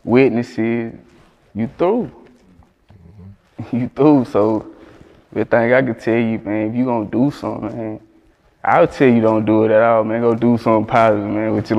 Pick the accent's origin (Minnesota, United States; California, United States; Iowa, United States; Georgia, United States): Georgia, United States; Perry; moved away as an adult; now in Los Angeles, United States; I was born in Georgia